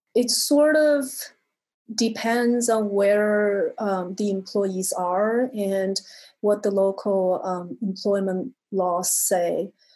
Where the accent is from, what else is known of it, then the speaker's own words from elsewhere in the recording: China; moved away; I'm from China originally